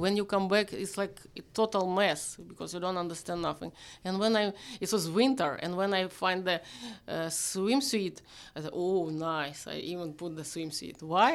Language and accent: English; Vyshhorod, Kyiv Oblast, Ukraine; English is a second language; also born or lived in Nizhny Novgorod, Russia; I'm from Vizhgorod. It's like Kyiv. It's still Kyiv.